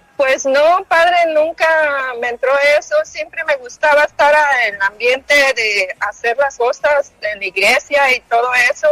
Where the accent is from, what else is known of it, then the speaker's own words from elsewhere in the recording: Colima, Mexico; now in Los Angeles, United States; De Colima, Colima